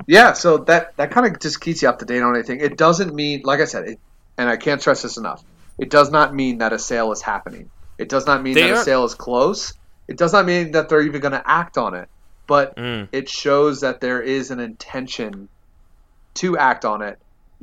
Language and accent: English; Delaware, United States; registered in my home state of Delaware and in Newcastle County, no less.